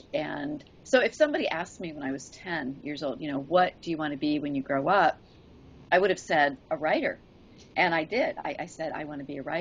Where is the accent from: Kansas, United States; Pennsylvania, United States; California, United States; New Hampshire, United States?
New Hampshire, United States; moved away as an adult; also born or lived in Kodiak, Alaska; now in Alaska, United States; I grew up in New Hampshire